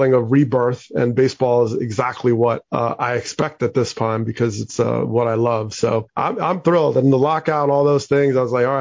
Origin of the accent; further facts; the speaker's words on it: New Jersey, United States; growing up in New Jersey, I had the four seasons